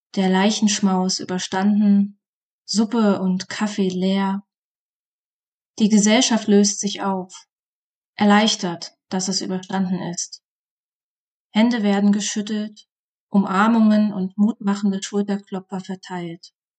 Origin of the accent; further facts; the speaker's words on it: East Germany, Germany; Meine Jugend im Osten Deutschlands.